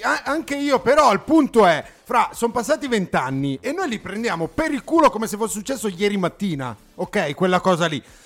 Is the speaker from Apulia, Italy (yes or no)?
no; Sedriano, Lombardy, Italy; son di Sedriano Beach